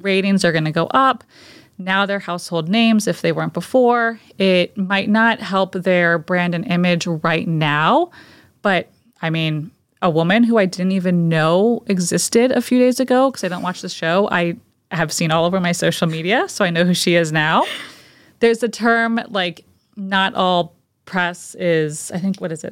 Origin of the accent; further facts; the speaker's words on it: Fairfield, Connecticut, United States; now in South Shore, United States; I was born and raised in Fairfield, Connecticut, so about three hours from here and about an hour outside of New York City.